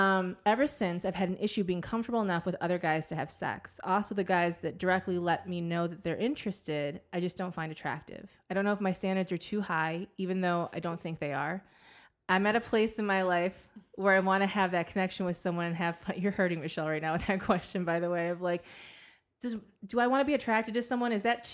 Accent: Croatia; I'm from Croatia, 23, and a Sagittarius.

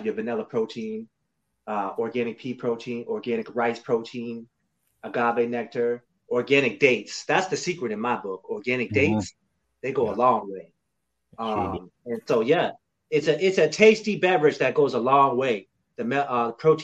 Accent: Lowell, Massachusetts, United States; now in North Carolina, United States; I was born in Lowell, Massachusetts

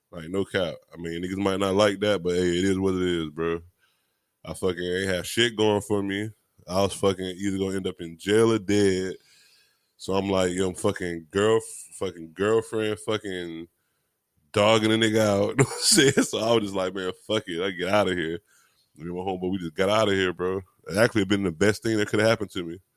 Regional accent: Miami, Florida, United States; I'm from Miami

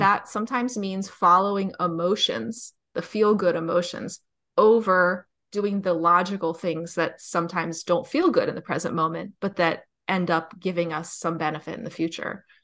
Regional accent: New Jersey, United States; I'm from New Jersey

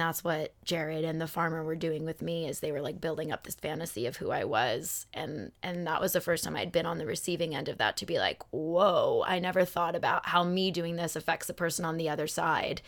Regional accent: Phoenix, Arizona, United States; moved away; Phoenix Sky Harbor. Shout out to my hometown.

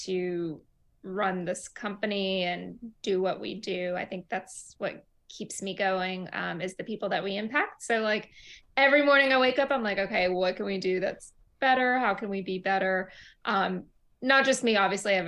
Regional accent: Ruston, Louisiana, United States; moved away as an adult; also born or lived in Tehran, Iran; now in Brooklyn, New York, United States; I grew up in a very small southern town in Louisiana called Ruston

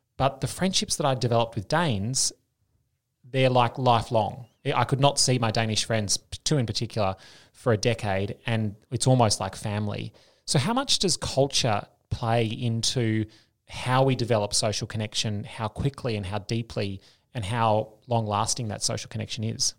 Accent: Australia; moved away as an adult; also born or lived in Denmark / United States; as an Australian. Uh, they love the accent

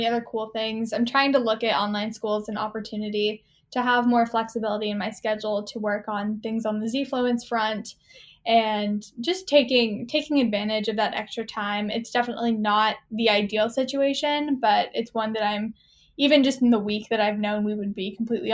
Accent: Austin, Texas, United States; I'm 19 years old and I'm from Austin, Texas

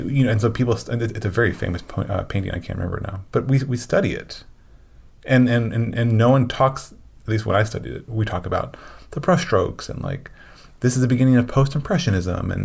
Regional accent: Illinois, United States; I grew up in Illinois

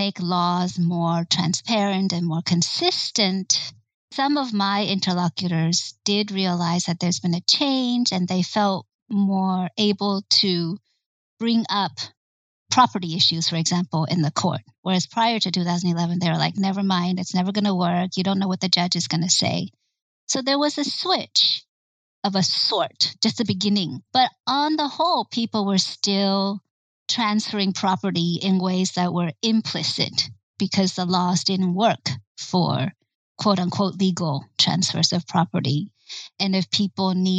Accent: United States; as an American

